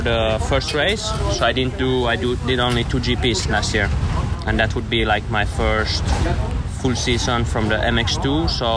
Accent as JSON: {"language": "English", "town": "Sipoo", "region": "Uusimaa", "country": "Finland", "second_language": "English", "moved": "yes", "said": "I'm from Finland, a city called Sipo, very small, 20 minutes from Helsinki, and yeah, I just grew up riding dirt bikes."}